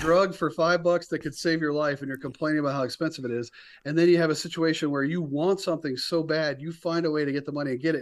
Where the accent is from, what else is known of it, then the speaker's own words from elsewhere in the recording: near Raleigh-Durham, North Carolina, United States; moved away as an adult; also born or lived in Florida; So I grew up in North Carolina.